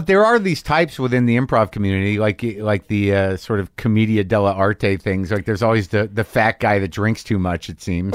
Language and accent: English; New Mexico, United States; moved away; also born or lived in New York / Los Angeles / San Francisco; I grew up in, uh, New Mexico primarily